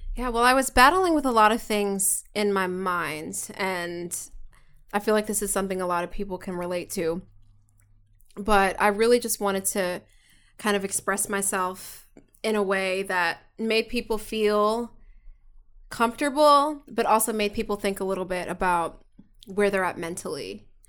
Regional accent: Philadelphia, Pennsylvania, United States; now in Los Angeles, United States; We're straight up from Philly.

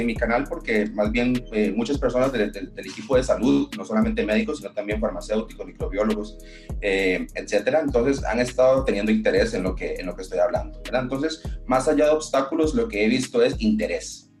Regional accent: Costa Rica; soy considerada una de las primeras personas a nivel del gremio médico que ha tratado de impulsar esta medicina eh, en mi país

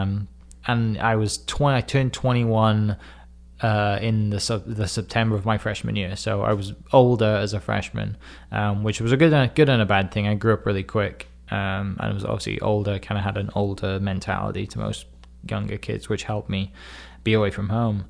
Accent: Wales, United Kingdom; moved away as an adult; now in Oklahoma, United States; I'm from Wales in the U K. I was born in nineteen ninety

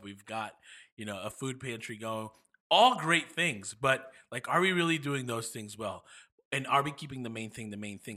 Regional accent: New York, United States; moved away; I'm from New York

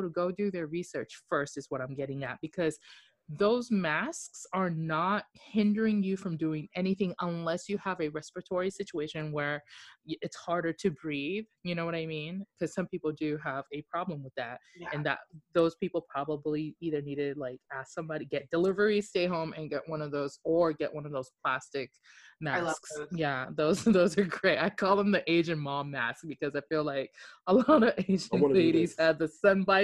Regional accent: Japan; moved away; I grew up in Japan

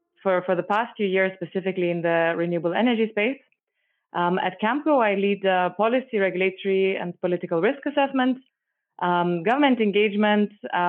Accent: Lithuania; now in Nairobi, Kenya; I am originally from Lithuania.

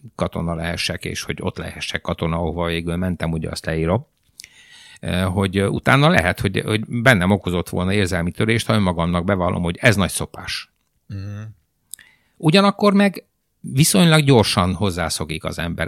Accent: Timișoara, Timiș County, Romania; first language Hungarian; moved away as an adult; now in Hungary; Temesváriként 650 km a tengerparttól

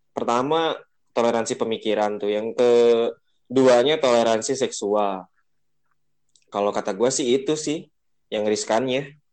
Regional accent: Bogor, West Java, Indonesia; jadi misalnya nih gue nih eh, orang Bogor

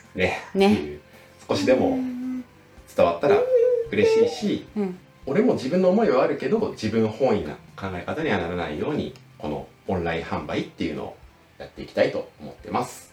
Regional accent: Niigata, Japan; born or raised there

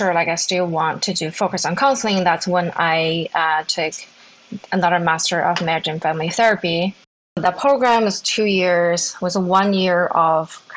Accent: Zhengzhou, Henan, China; moved away as an adult; Was born and raised in China. I grew up in a small city called Zhengzhou. It's in the middle part of China.

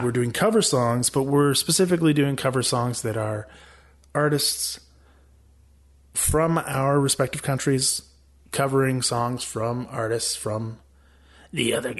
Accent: Canada; I'm from Canada.

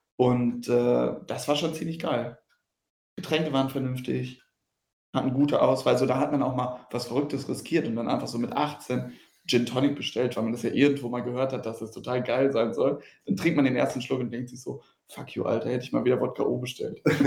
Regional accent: Riedberg, North Rhine-Westphalia, Germany; ich komme aus Riedberg, so das Schützenfest halt und Karneval das Größte.

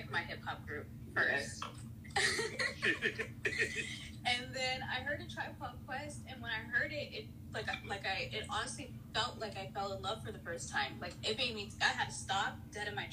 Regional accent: California, United States; I'm from California, so I love my Cali rappers

